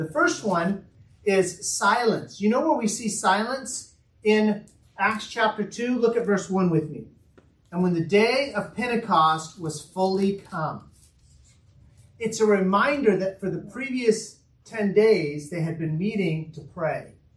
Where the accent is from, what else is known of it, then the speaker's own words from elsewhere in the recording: United States; I'm an American